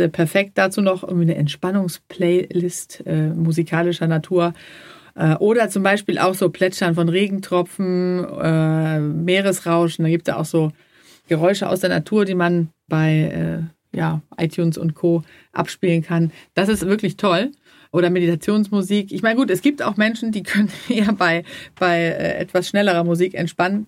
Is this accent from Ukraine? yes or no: no; Sweden; moved away; ich komme ja auch aus Schweden